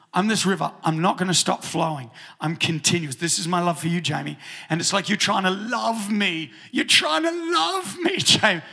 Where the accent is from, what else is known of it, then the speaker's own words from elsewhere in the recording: New Zealand; moved away; when I was growing up in New Zealand